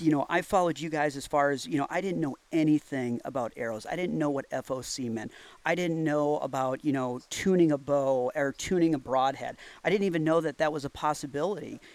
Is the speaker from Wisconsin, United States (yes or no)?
yes; Wisconsin, United States; I'm from Wisconsin